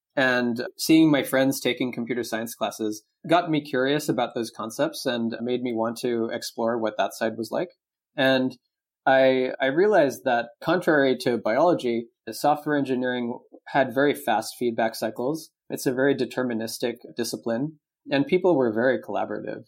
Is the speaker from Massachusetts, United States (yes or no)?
no; Cupertino, California, United States; moved away as an adult; now in Taiwan; I grew up in the Bay Area. I've been there pretty much my whole life